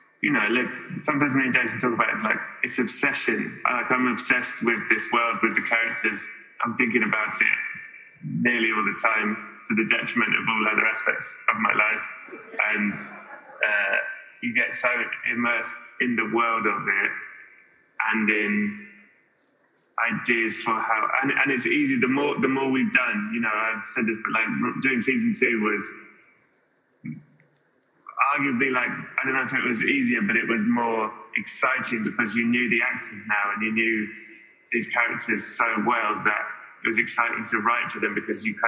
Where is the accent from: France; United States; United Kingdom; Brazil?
United Kingdom; England; I'm English